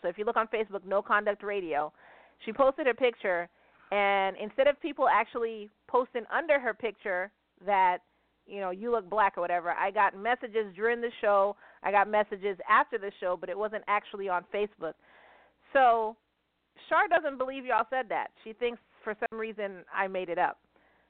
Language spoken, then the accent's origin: English; Argentina; you know, I'm from Argentina. You know, my mother's from Argentina. So, you know, I do have the Argentinian flag, but I do have the Japanese flag.